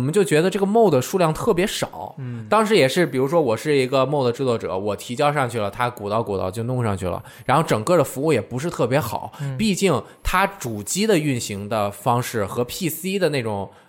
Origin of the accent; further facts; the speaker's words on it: Russia; Chinese is a second language; 啊，我是俄罗斯人，我也我会加俄罗斯语的